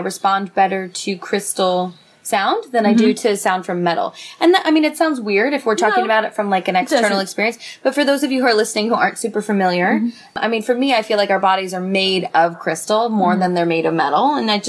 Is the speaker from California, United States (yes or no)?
yes; San Francisco, California, United States; I'm from San Francisco.